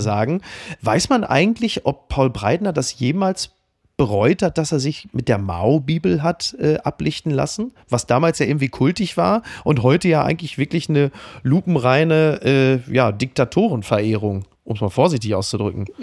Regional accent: Castrop-Rauxel, North Rhine-Westphalia, Germany; ich komme ja nun selber aus Kassel-Brauxel

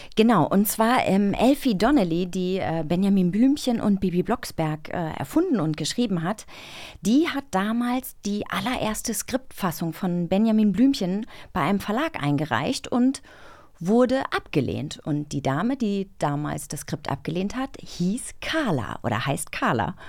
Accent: East Germany, Germany; als Ossi

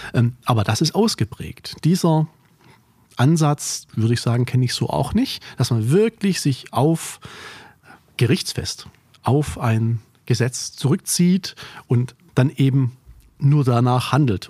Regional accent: Korb, Baden-Württemberg, Germany; Korb ist ein kleines Dörflein, ein Weiler mehr oder weniger im Remstal, nördlich von Stuttgart, meine Heimat

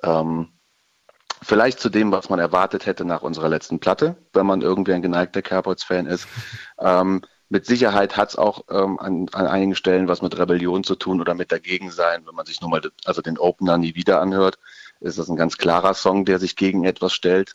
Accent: Ruppichteroth, North Rhine-Westphalia, Germany; first language German; Wir sind … aus Rot, was da ziemlich genau zwischen Köln und Bonn und dann etwas weiter ins Nirgendwo gelegen ist

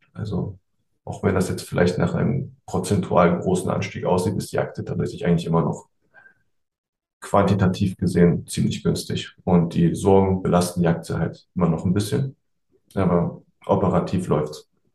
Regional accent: East Germany, Germany; now in Düsseldorf, Germany; ich bin ja eigentlich Ossi

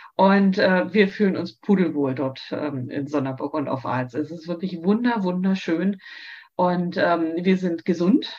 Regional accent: Frankfurt, Germany; also born or lived in Berlin / Southern Denmark; now in Denmark; Das ist zwar meine Heimatstadt

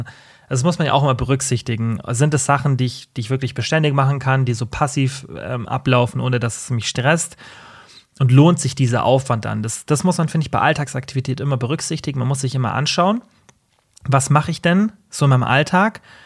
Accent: Allgäu, Germany; bei uns im Allgäu

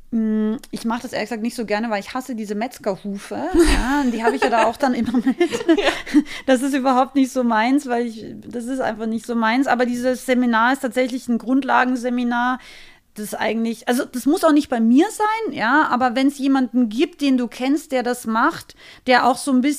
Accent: Austria; ich bin ja aus Österreich, ich bin ein relativ direkter Mensch.

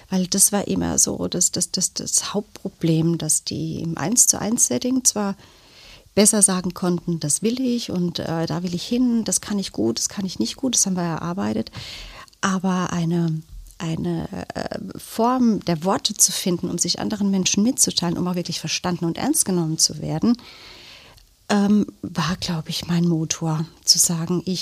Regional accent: Germany; born there; Also ich bin in Deutschland geboren, aber meine Eltern sind vor vielen, vielen Jahren ausgewandert und daher der Name.

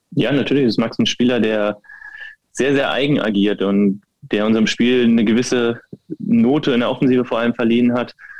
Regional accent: near Wolfsburg, Lower Saxony, Germany; moved away as an adult; now in Berlin, Germany; der VfL war nicht weit von meiner Heimat entfernt und von daher ist es natürlich auch ein Stück Heimat für mich gewesen. Ich bin da aufgewachsen in dem Verein

